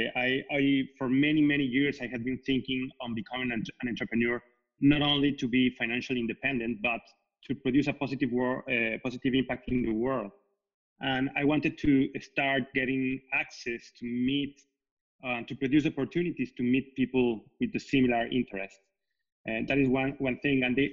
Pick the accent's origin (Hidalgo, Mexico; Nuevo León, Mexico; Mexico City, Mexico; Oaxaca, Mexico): Mexico City, Mexico; English is a second language; moved away as an adult; also born or lived in north of France; now in Paris, France; I grew up in Mexico City, and I have been in Paris for the last 3 years